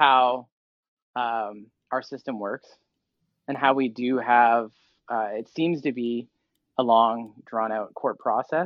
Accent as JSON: {"language": "English", "town": "Vancouver", "region": "British Columbia", "country": "Canada", "tie": "born or raised there", "moved": "as an adult", "said": "I grew up in Vancouver area"}